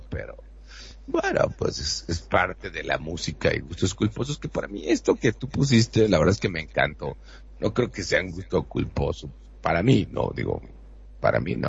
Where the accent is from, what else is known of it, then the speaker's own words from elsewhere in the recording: Monterrey, Nuevo León, Mexico; soy de Monterrey, México.